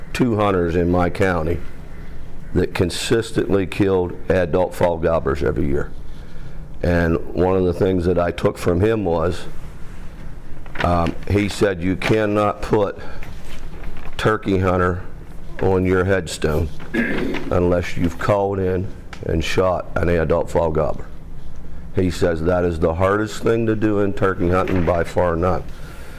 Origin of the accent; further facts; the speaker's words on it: Central Pennsylvania, United States; I'm from Central Pennsylvania